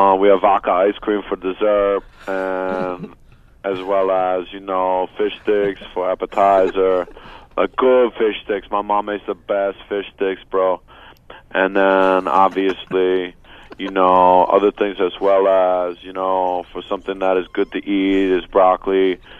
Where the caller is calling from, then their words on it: West New York, New Jersey, United States; I'm in West New York, New Jersey right now.